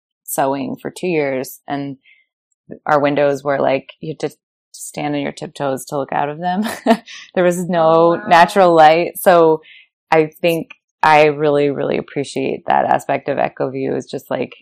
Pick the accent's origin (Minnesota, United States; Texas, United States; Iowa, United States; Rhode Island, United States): Rhode Island, United States; now in North Carolina, United States; I'm from Rhode Island, where there are a lot of old brick mills